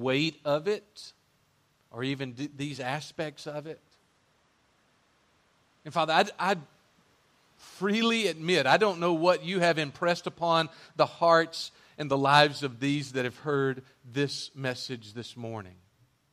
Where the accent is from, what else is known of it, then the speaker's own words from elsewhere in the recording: United States; I'm so independent as an American male today